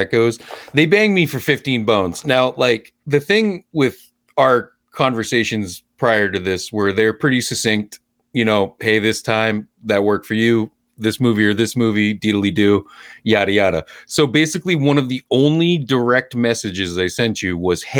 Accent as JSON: {"language": "English", "town": "Lewiston", "region": "Maine", "country": "United States", "tie": "born or raised there", "also_born_or_lived": "Portland, Maine", "said": "I grew up in Lewiston, Maine, but I went to school in Portland, Gorham, Portland, USM."}